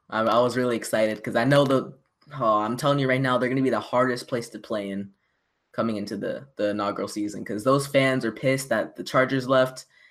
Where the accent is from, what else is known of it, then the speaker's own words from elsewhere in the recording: Orlando, Florida, United States; my hometown city